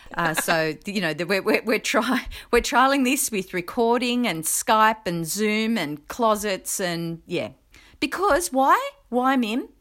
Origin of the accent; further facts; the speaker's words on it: New South Wales, Australia; in my home state of New South Wales